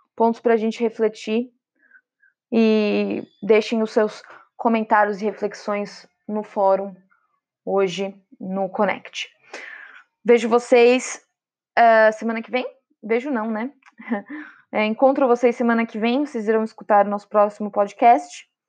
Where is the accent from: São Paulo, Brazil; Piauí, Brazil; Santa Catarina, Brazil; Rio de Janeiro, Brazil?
São Paulo, Brazil; Sou de São Paulo